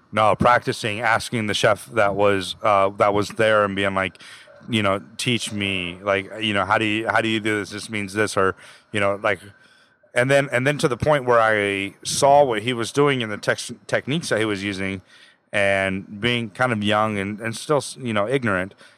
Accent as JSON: {"language": "English", "town": "Placerville", "region": "California", "country": "United States", "tie": "born or raised there", "also_born_or_lived": "Houston, Texas", "lives_now": "Los Angeles, United States", "said": "I grew up in Placerville, Northern California"}